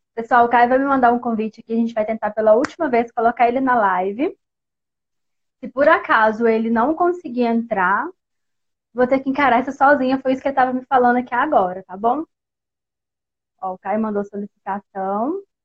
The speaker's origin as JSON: {"language": "Portuguese", "town": "Barão de Cocais", "region": "Minas Gerais", "country": "Brazil", "said": "sou da Terrinha do Pão de Queijo, sou mineira aqui de Barão de Cocais"}